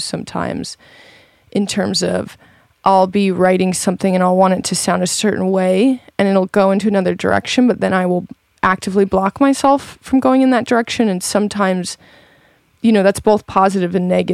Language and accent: English; Montana, United States; moved away; also born or lived in Michigan / Los Angeles; I grew up in Montana, but I was born in Michigan, and my parents sort of moved west when I was younger. And then we sort of kind of moved to LA for a bit